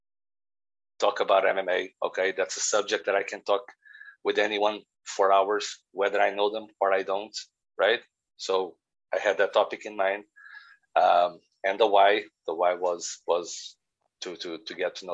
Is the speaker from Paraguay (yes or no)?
no; Portugal; now in Northern Ireland, United Kingdom; I'm from Portugal